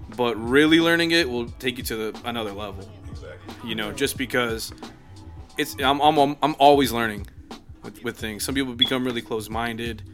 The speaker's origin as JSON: {"language": "English", "town": "La Porte", "region": "Texas", "country": "United States", "said": "I'm from LaPorte, which is on like the south end of town right. of Houston"}